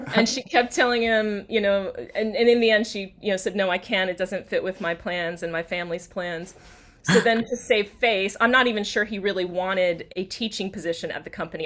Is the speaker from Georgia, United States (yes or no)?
yes; outside of Atlanta, Georgia, United States; also born or lived in South Carolina; now in Washington, DC, United States; I grew up outside of Atlanta